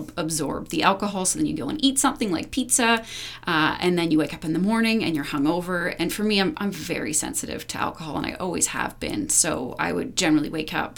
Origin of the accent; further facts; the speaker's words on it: Powell River, British Columbia, Canada; now in Whistler, Canada; when I was a teenager growing up in a really small town, I'm from Powell River, BC